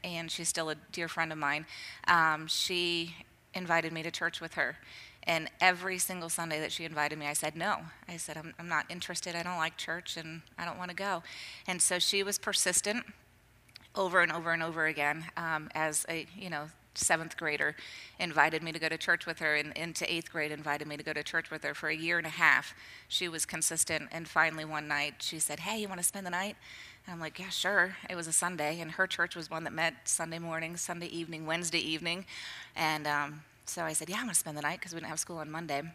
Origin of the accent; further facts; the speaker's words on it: Centerville, Ohio, United States; I grew up close to here, up in Centerville, suburb of Dayton.